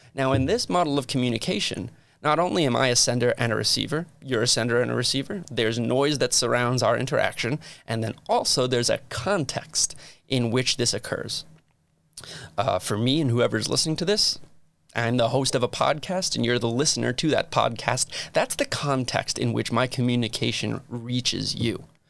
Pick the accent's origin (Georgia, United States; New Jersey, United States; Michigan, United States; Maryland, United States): New Jersey, United States; Metuchen; moved away as an adult; also born or lived in Phoenix, Arizona / Utah; now in St. George, United States; I hail from a very, very, very small town in New Jersey called Metuchen